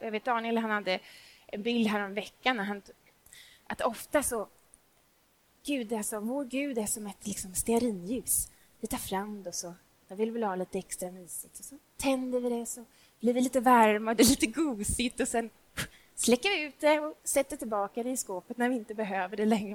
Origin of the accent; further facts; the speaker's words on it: Småland, Sweden; jag är nämligen från Småland